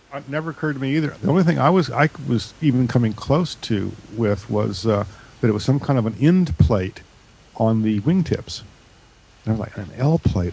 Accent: Georgia, United States; my hometown airport in Georgia

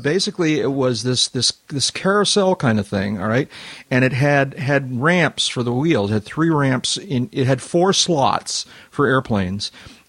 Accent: Boston, Massachusetts, United States; I actually remember him from growing up in Boston.

